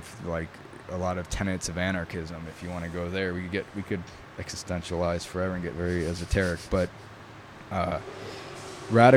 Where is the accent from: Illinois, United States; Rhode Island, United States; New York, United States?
New York, United States; first language Italian; English is a second language; I grew up in New York